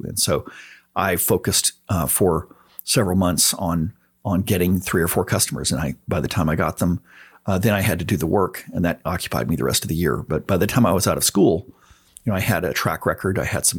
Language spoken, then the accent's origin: English; San Antonio, Texas, United States; born or raised there